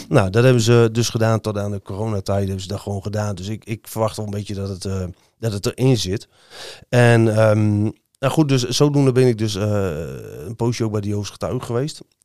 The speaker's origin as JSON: {"language": "Dutch", "town": "Hoogkerk", "region": "Groningen", "country": "Netherlands", "tie": "born or raised there", "also_born_or_lived": "Eenrum", "said": "ik ben in Hoogkerk opgegroeid"}